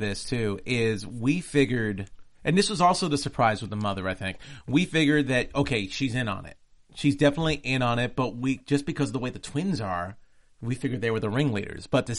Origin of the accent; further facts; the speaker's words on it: New York City, New York, United States; I'm from New York.